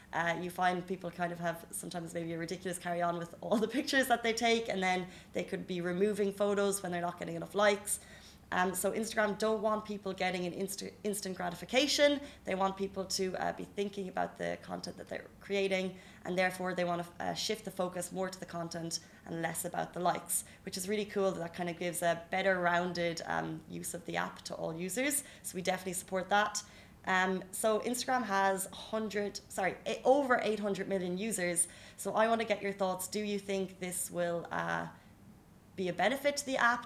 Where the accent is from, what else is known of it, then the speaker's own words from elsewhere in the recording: Ireland; now in UAE; we're Irish